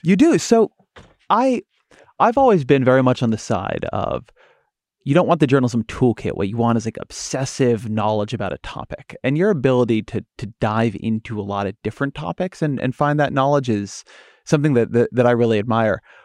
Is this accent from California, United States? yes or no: yes; California, United States; I'm from California